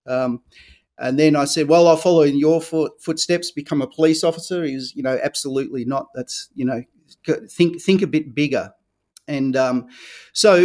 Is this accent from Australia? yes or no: yes; Victoria, Australia; I grew up here in Australia, in Victoria, the same as you, Nick